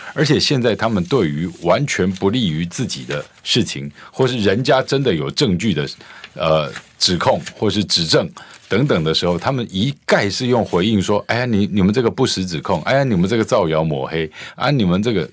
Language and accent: Chinese; Taoyuan, Taiwan; 我们桃园人都知道啊